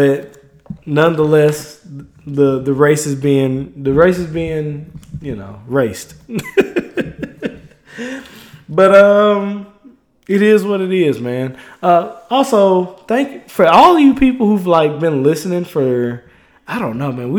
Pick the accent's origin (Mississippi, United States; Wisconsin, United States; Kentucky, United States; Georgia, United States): Mississippi, United States; moved away; I am from Mississippi